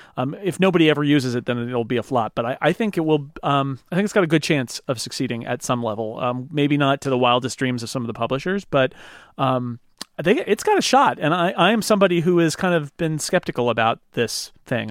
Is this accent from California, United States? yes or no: yes; California, United States; as a Californian